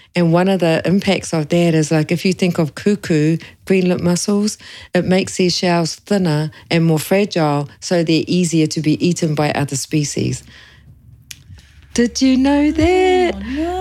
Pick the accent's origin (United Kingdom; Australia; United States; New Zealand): New Zealand; Kawerau, Bay of Plenty; now in Papamoa, New Zealand; I'm Ngāti Awa e Ngāti Whakehe Moa, but I grew up in Kawerau.